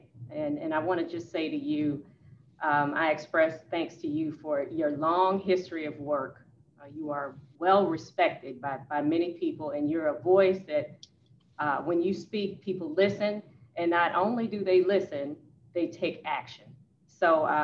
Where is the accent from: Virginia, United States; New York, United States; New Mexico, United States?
Virginia, United States; Petersburg; moved away; I hail from Petersburg, Virginia. So I graduated from a predominantly African-American city and high school